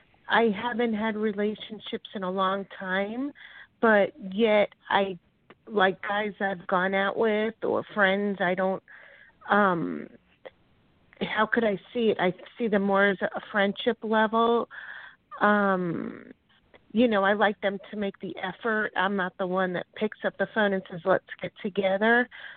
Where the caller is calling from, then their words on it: Florida, United States; from Florida.